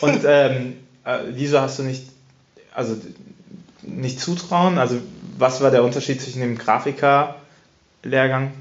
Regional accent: Cologne, North Rhine-Westphalia, Germany; als Kölner

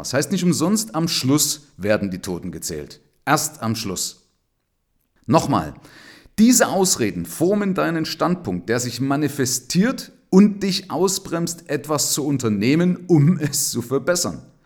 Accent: Germany; bei uns in Deutschland

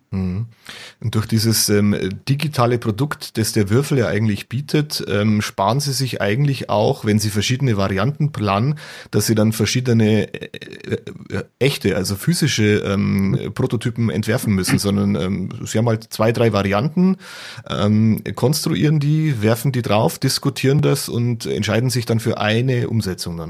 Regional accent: Bavaria, Germany; bei uns in Bayern

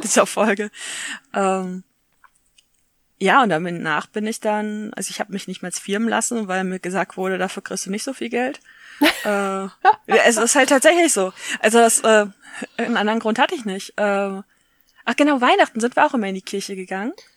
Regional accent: Essen, North Rhine-Westphalia, Germany; Und ich bin ja aus Essen, das ist quasi nebenan.

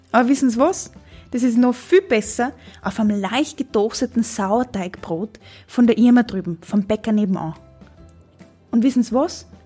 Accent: Trentino-Alto Adige, Italy; Ich bin in Südtirol aufgewachsen, in einer Familie, in der es hauptsächlich um Essen gegangen ist, aber sehr viel ums Reisen.

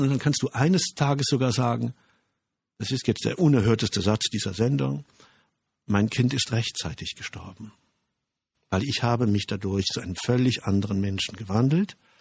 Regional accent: Germany; Wir Deutschen

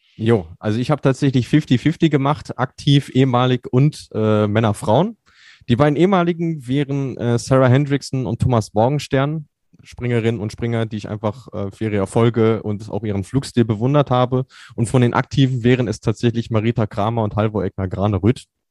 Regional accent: Germany; bei uns in Deutschland

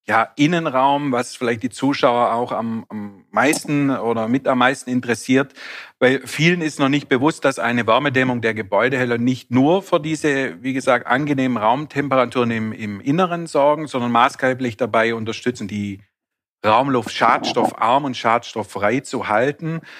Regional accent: Baden-Württemberg, Germany; Als Schwabe stellt sich dann mir natürlich gleich die Frage, was das alles kostet.

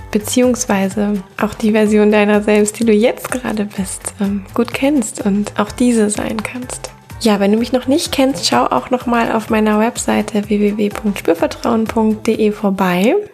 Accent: Cologne, North Rhine-Westphalia, Germany

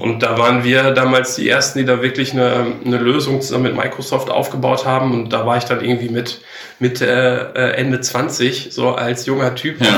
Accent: Enger, North Rhine-Westphalia, Germany; moved away as an adult; also born or lived in Bielefeld / Gütersloh / Munich; Ich komme ähm, gebürtig aus ähm, Herford, beziehungsweise genauer ähm, Enger, mhm. äh, bin ich ähm, aufgewachsen

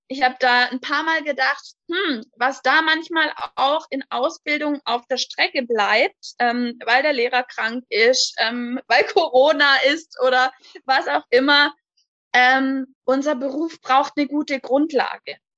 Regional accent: High Rhine, on the Swiss border, Baden-Württemberg, Germany; Ich komme vom schönen Hochrhein an der Schweizer Grenze

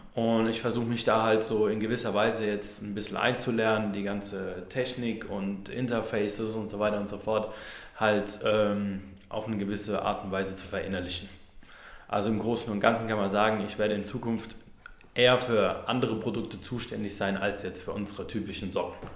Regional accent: Neustadt an der Weinstraße, Rhineland-Palatinate, Germany; moved away; ich komme ursprünglich aus Neustadt an der Weinstraße

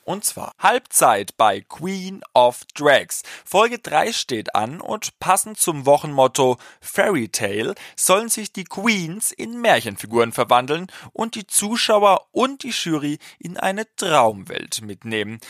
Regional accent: Franconia, Bavaria, Germany; accent: Franconian; in meinem fränkischen Dialekt

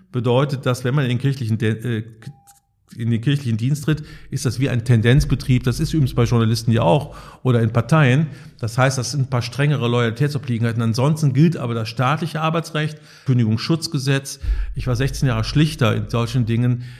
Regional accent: Cologne, North Rhine-Westphalia, Germany; now in Münster, Germany; Ich komme aus Köln, der treuesten Tochter Roms, wie es im Stadtwappen heißt.

